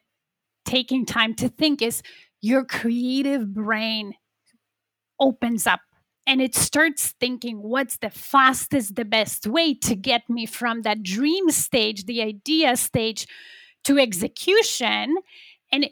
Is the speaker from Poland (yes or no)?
yes; Poland; now in Toronto, Canada; I'm originally from Poland.